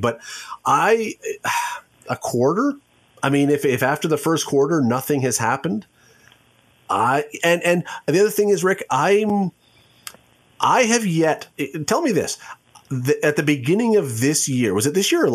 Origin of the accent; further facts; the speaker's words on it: Toronto, Ontario, Canada; When I grew up in Toronto, it was in the Condridge Holloway Barnes era